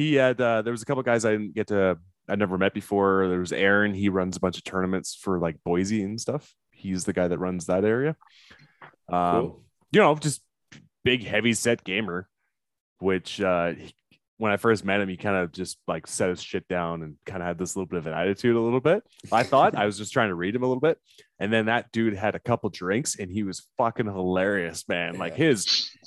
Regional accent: Canada; I'm Canadian.

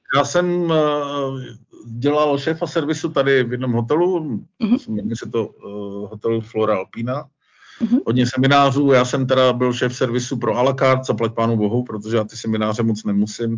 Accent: Cheb, Karlovy Vary Region, Czechia; moved away as an adult; also born or lived in Mariánské Lázně / Prague; now in Vitznau, Switzerland; já jsem se narodil v Chebu

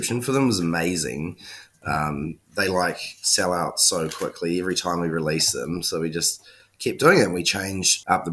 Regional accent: New Zealand; now in Melbourne, Australia; I'm from New Zealand.

